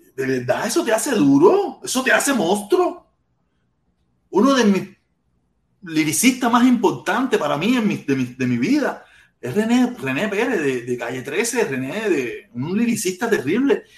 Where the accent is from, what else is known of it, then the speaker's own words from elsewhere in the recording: Cuba; moved away; Yo salí de Cuba con mucho, mucho, mucho odio